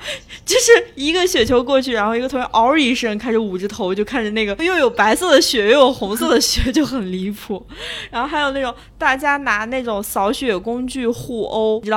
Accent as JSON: {"language": "Chinese", "country": "China", "moved": "yes", "said": "我们三位呢都是来自东北和西北，都是冬天家乡会下大雪的地方。"}